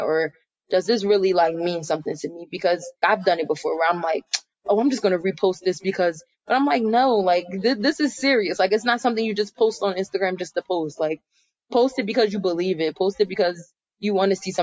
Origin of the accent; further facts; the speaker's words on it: Philadelphia, Pennsylvania, United States; I'm a girl from Philadelphia